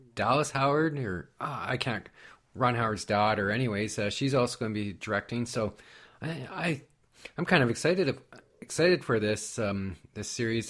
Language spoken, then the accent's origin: English; Canada; I'm from Canada